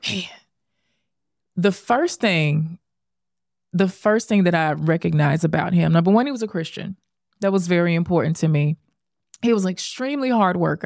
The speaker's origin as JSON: {"language": "English", "town": "Memphis", "region": "Tennessee", "country": "United States", "tie": "born or raised there", "also_born_or_lived": "Dallas", "moved": "yes", "lives_now": "New York City, United States", "said": "I'm born and raised in Memphis"}